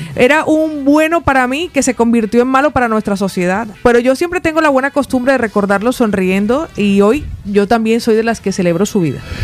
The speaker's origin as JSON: {"language": "Spanish", "area": "Colombian Caribbean coast", "region": "Caribbean Region", "country": "Colombia", "moved": "yes", "said": "los costeños"}